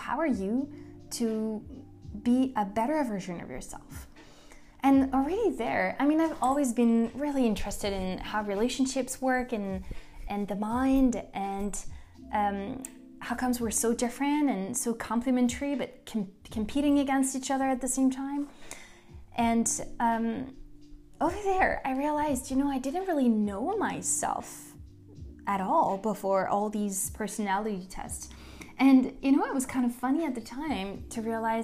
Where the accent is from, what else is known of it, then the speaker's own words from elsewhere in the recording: Paris, Île-de-France, France; moved away as an adult; now in United States; I was born and raised in Paris, and I moved in 2012 to the US